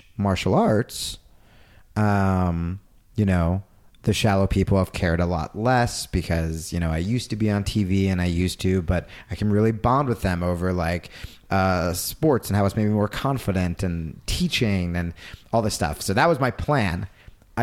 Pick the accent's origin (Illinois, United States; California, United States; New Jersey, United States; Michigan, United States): New Jersey, United States; now in Los Angeles, United States; I grew up in Jersey